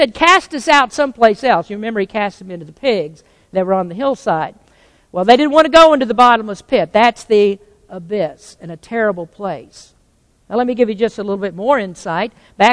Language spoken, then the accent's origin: English; Kentucky, United States; I was born in Kentucky